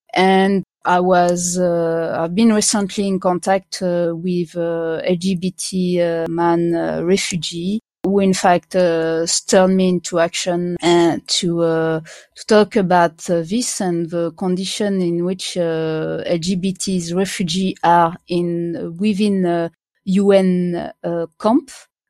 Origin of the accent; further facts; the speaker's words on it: France; born there; I was born in France where at the moment where it stopped being illegal, kind of, yeah.